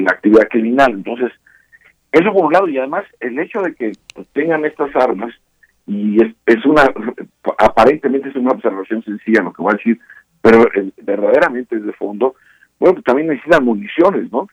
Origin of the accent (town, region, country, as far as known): Mexico